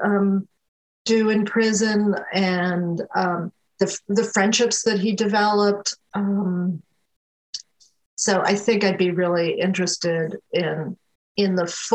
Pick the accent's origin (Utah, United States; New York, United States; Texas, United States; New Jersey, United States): New York, United States; upstate; moved away as an adult; now in North Carolina, United States; I spent a lot of time growing up in upstate New York, in a very rural part of upstate New York